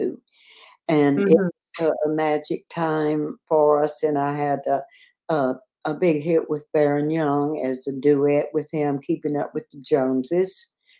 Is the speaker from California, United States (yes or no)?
no; Louisiana, United States; also born or lived in Shreveport, Louisiana; I was born in Seattle, Louisiana. Mm-hmm. I was in Shreveport. My family moved to Shreveport when I was 11 years old.